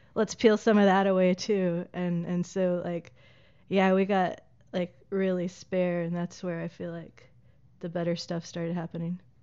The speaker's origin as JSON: {"language": "English", "town": "Lawrenceburg", "region": "Tennessee", "country": "United States", "tie": "born or raised there", "also_born_or_lived": "Pulaski, Tennessee / Asheville, North Carolina / Chattanooga, Tennessee / Hampton, Virginia", "moved": "as an adult", "said": "went to high school in a town called Pulaski, Tennessee, not to be confused with Pulaski, Virginia. Uh, and then I grew up in Lawrenceburg, Tennessee."}